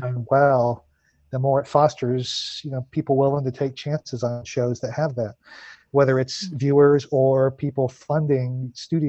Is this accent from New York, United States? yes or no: no; Houston, Texas, United States; I grew up in Houston, in Southeast Texas